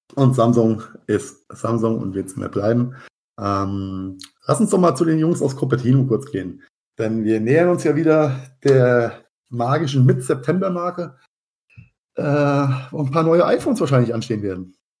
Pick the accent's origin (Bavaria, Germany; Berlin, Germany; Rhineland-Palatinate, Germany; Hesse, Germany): Rhineland-Palatinate, Germany; Mainz; in meiner Heimatstadt Mainz